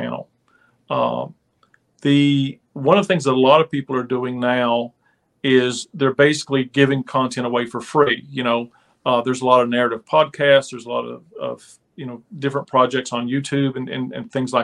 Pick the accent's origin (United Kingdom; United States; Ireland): United States; I grew up on the West Virginia Kentucky border, basically where the feud happened